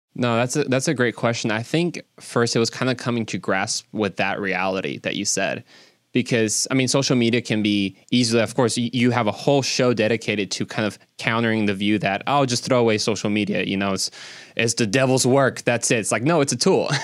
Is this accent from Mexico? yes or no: yes; Mexico; now in Dallas, United States; I'm actually originally from Mexico